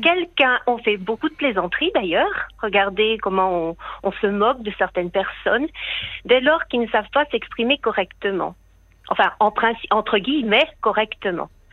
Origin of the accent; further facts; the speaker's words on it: France; moved away as an adult; now in Helsinki, Finland; je suis française. Ah. J'habite en Finlande depuis 40 euh, ans.